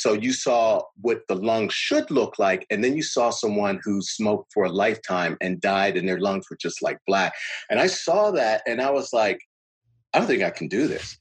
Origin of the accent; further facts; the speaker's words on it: Pittsburgh, Pennsylvania, United States; I was born and raised in Pittsburgh